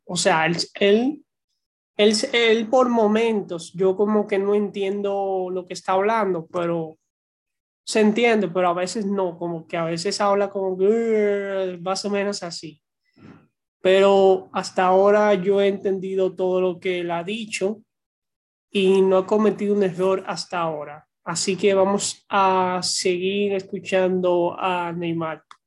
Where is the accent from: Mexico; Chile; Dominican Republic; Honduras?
Dominican Republic; soy de la República Dominicana